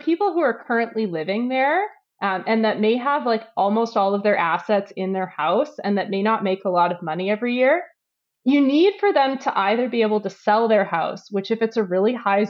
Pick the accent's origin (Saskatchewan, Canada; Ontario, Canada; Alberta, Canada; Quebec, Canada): Alberta, Canada; Edmonton; growing up in Edmonton